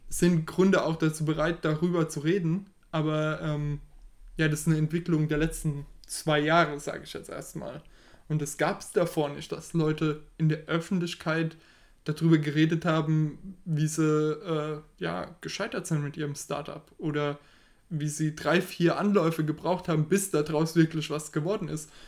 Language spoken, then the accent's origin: German; Germany; wir als Deutsche